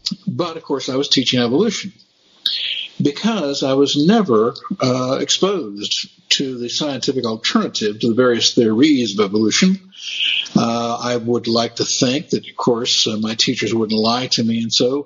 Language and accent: English; Berkeley, California, United States; also born or lived in San Francisco; I attended my elementary and junior high school years in Berkeley